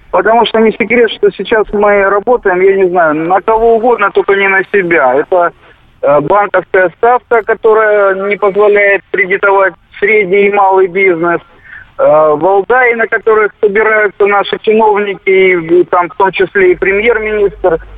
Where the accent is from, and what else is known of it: Moscow, Russia